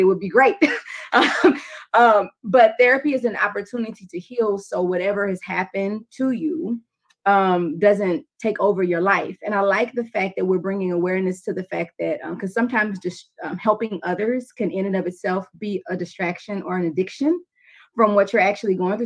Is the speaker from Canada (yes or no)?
no; Louisiana, United States; I'm from Louisiana